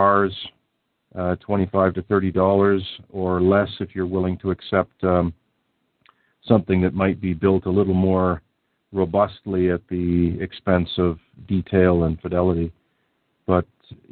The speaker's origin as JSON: {"language": "English", "region": "Southern Ontario", "country": "Canada", "tie": "born or raised there", "said": "where I grew up here in Southern Ontario"}